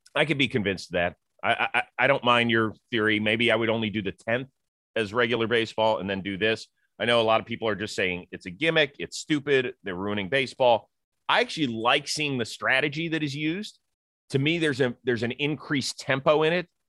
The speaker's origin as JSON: {"language": "English", "town": "Cleveland", "region": "Ohio", "country": "United States", "tie": "born or raised there", "said": "I grew up in Cleveland"}